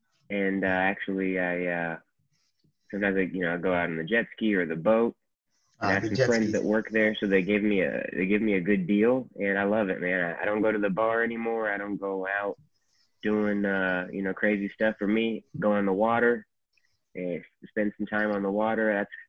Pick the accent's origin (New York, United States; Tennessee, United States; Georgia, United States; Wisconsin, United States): Georgia, United States; born there; I was born in Georgia. I was born in Suquamish. Which is on the coast.